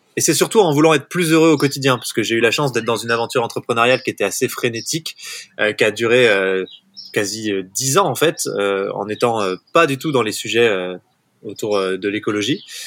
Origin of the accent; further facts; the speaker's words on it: Haut-Bugey, Ain, Auvergne-Rhône-Alpes, France; j'ai grandi euh, dans le Jura, enfin dans le Haut-Buget pour être tout à fait exact. C'est le massif du Jura, mais c'est dans l'Ain